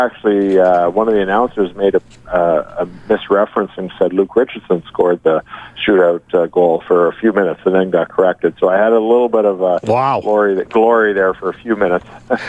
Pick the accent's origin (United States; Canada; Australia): Canada; Ottawa, Ontario; We're both from the Ottawa area